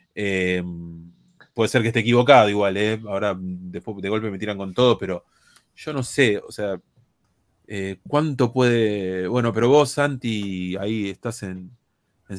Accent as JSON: {"language": "Spanish", "country": "Argentina", "said": "somos nosotros argentinos"}